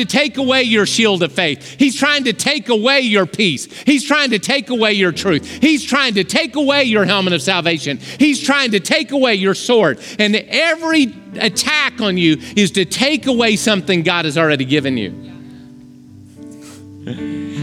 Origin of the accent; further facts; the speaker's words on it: Oklahoma, United States; I grew up in Oklahoma